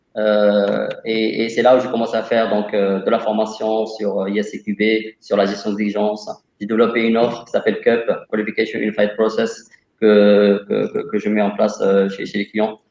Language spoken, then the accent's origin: French; Casablanca, Casablanca-Settat, Morocco; moved away as an adult; also born or lived in Montpellier, France; Je suis originaire de Casablanca, au Maroc. j'ai fait un lycée F2